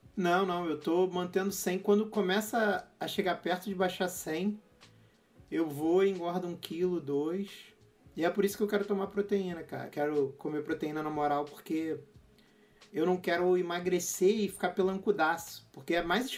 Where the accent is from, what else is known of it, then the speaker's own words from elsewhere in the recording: Rio de Janeiro, Brazil; sou do Rio